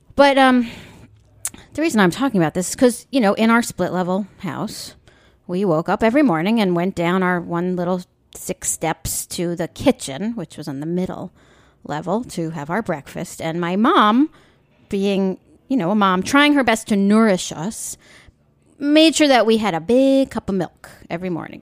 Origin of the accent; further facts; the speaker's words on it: Long Island, New York, United States; I grew up on Long Island back in the seventies.